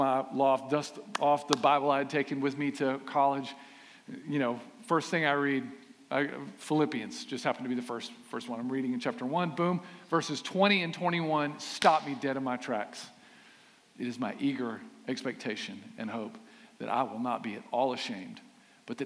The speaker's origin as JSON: {"language": "English", "town": "Aiken", "region": "South Carolina", "country": "United States", "tie": "born or raised there", "said": "I grew up in Aiken, class of 1995, South Aiken High School, thoroughbreds."}